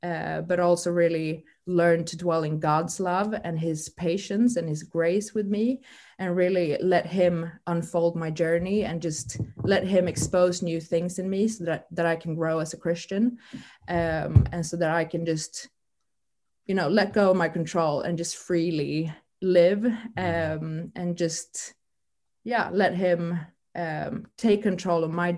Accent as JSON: {"language": "English", "country": "Sweden", "second_language": "English", "moved": "yes", "lives_now": "United Kingdom", "said": "As many of you might know, I moved from Sweden 9 months ago to the UK."}